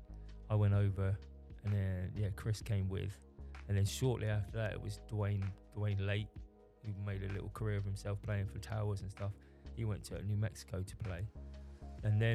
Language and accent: English; England, United Kingdom; also born or lived in United States; I'm English